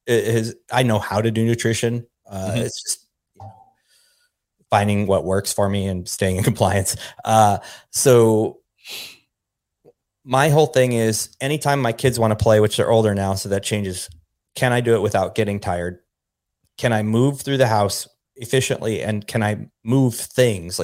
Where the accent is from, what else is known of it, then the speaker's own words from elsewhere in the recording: Pacific Northwest, United States; now in Dallas, United States; I'm from the Pacific Northwest, you know, right, in the Cascade Mountains